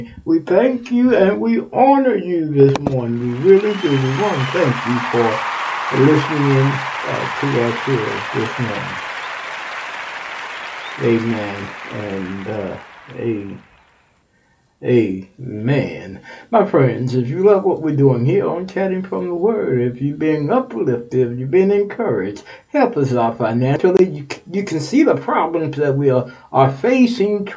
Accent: Texas, United States; now in Ohio, United States; we shout out to Texas, my home state.

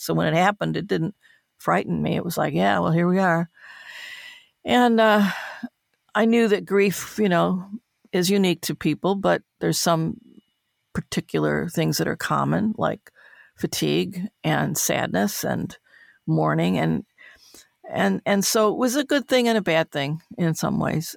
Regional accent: Detroit, Michigan, United States; moved away; to have her see me in my hometown

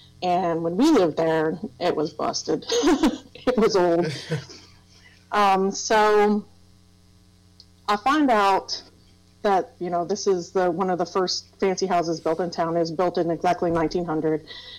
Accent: Thomas, West Virginia, United States; we'd always end up back in Thomas, West Virginia, which is where I consider my hometown. So, yeah, I lived there for a long time. In Thomas, West Virginia, and if you've never been there, it's a little mountain town. It was a coal mining town.

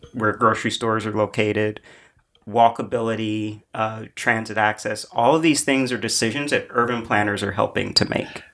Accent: Indianapolis, Indiana, United States; now in New York, United States; I grew up in Indianapolis

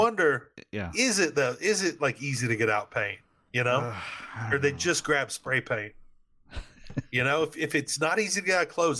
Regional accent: Louisiana, United States; I just cuss because I'm from Louisiana and that's what we do.

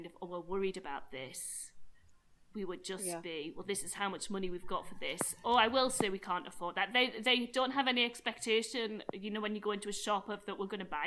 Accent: United Kingdom; I'm very British

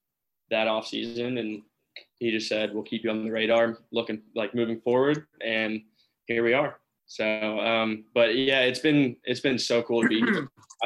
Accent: Texas, United States; also born or lived in Hong Kong / Singapore; I grew up in Texas

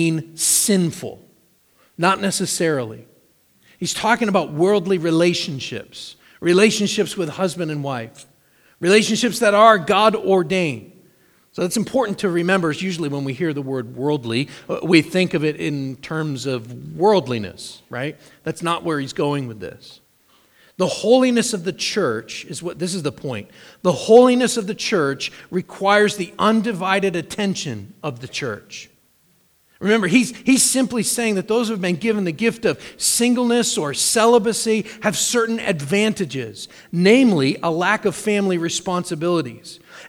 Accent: United States; As American Christians

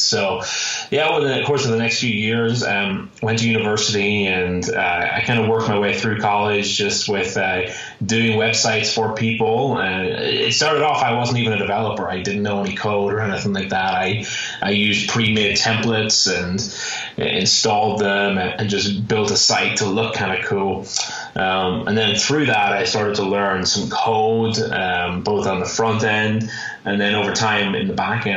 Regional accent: Ireland; now in Phoenix, United States; I'm originally from Ireland. That's why you may hear a little bit of an accent there. I currently live in Phoenix, Arizona

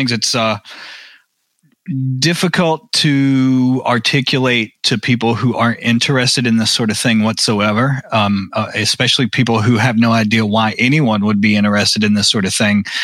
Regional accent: Arkansas, United States; also born or lived in Texas / Tennessee / Mississippi / Louisiana; I was born in Arkansas, but I grew up all throughout the South: uh, Arkansas, Texas, Tennessee, Mississippi, Louisiana.

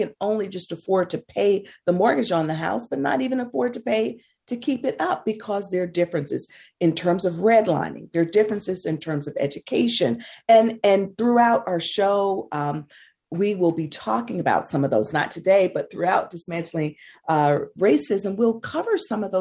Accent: Mississippi, United States; I grew up in Mississippi

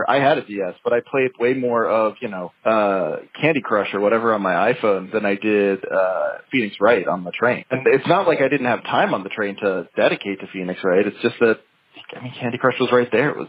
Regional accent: Philippines; also born or lived in Philadelphia; No, I just went there for school. Although I was there for like six years, so in a lot of ways, it feels like a second home. Um, but I'm from

